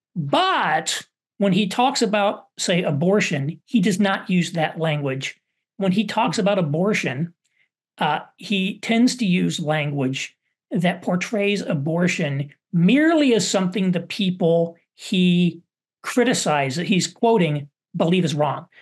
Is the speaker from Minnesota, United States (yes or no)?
no; Southern Indiana, United States; where I grew up in Southern Indiana